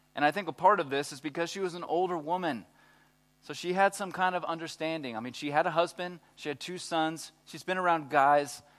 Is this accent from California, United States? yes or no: no; Texas, United States; I'm from Texas